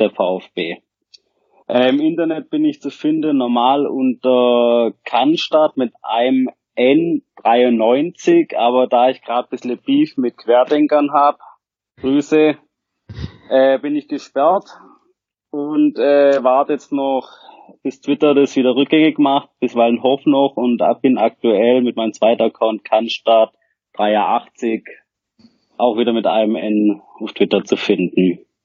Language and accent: German; Rottweil area, Baden-Württemberg, Germany; Ich komme aus der Rottweiler Gegend, wohne am Rande des beschaulichen Schwarzwald